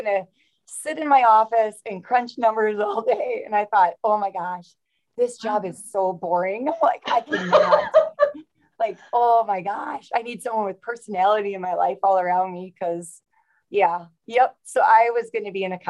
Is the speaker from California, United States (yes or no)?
no; Wrightstown, Wisconsin, United States; Wrightstown, my hometown